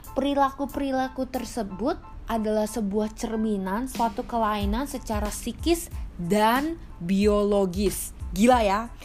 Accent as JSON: {"language": "Indonesian", "country": "Indonesia", "said": "kita sering orang Indonesia"}